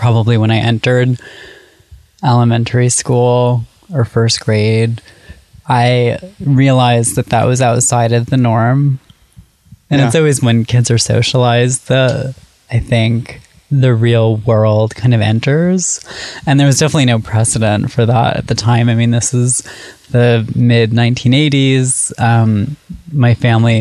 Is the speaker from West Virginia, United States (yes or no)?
no; Syracuse, New York, United States; I grew up in Syracuse, New York